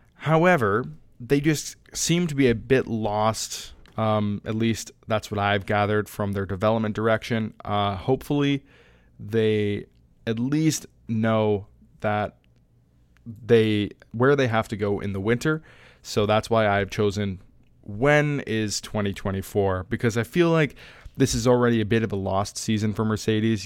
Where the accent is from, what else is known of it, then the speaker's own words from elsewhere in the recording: Canada; I'm Canadian, I'm not American